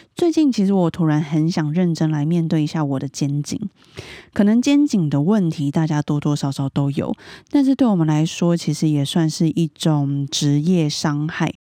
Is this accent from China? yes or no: no; Taipei, Taiwan; 因为我是台北人，然后我没有比较